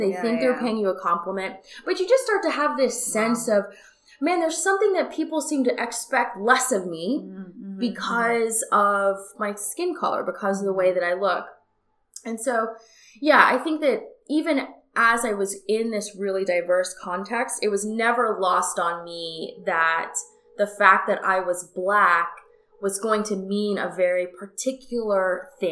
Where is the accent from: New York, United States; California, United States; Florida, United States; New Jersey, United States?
Florida, United States; Fort Lauderdale; I was born in Fort Lauderdale, Florida, South Florida, which is north of Miami.